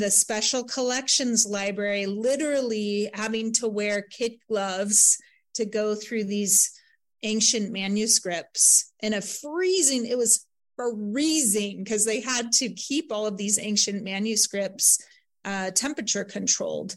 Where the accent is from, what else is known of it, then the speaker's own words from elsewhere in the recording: Santa Barbara, California, United States; Santa Barbara is my hometown, Montecito, actually